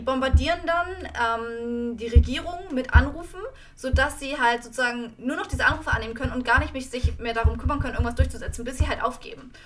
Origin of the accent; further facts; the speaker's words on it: Germany; moved away; ich als Deutsche